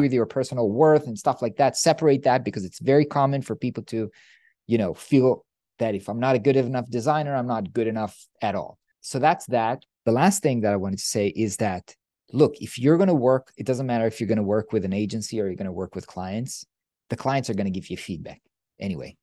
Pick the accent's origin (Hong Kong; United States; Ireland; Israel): Israel; I come from Israel